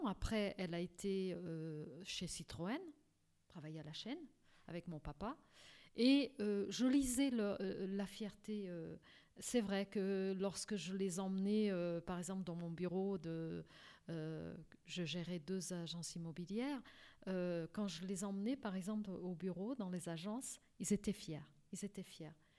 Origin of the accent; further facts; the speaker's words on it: Portugal; now in France; Donc j'ai la double nationalité grâce à mon pays, donc au Portugal.